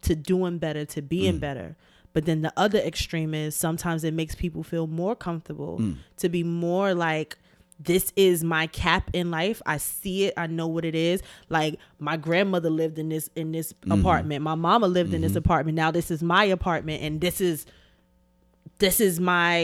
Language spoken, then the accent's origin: English; New York City, New York, United States; as a kid, I grew up on Clifton between Bedford and Nostrand.